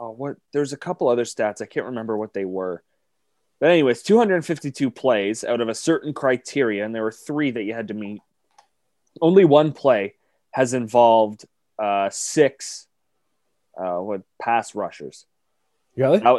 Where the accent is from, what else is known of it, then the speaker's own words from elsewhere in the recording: Canada; we're Canadian